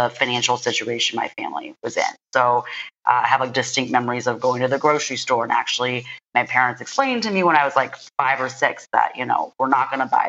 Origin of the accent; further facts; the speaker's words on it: United States; also born or lived in China; I'm a first generation Chinese American. I was born in China. I moved to America when I was 4 years old.